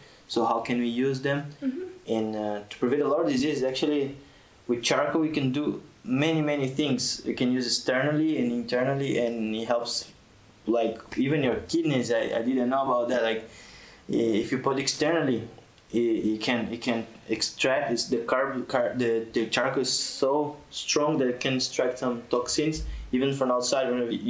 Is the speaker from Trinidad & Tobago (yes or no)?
no; Brazil; now in Tunisia; I'm from Brazil.